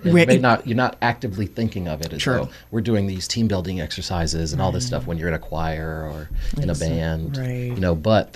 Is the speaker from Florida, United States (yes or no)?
no; New York, United States; we're from New York